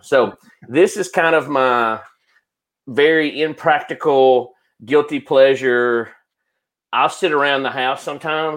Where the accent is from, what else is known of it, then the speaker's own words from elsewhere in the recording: Guntersville, Alabama, United States; I'm from Gunnersville